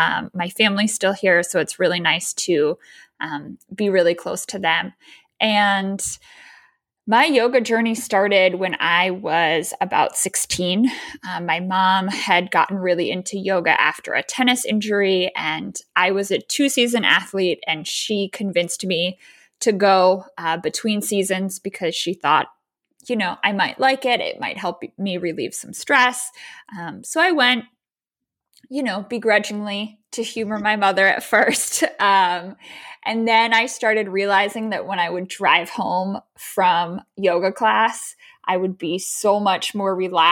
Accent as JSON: {"language": "English", "town": "Baltimore", "region": "Maryland", "country": "United States", "tie": "born or raised there", "also_born_or_lived": "Chicago", "said": "So I am originally from Baltimore, Maryland. So born and raised here, went to undergrad in Maine."}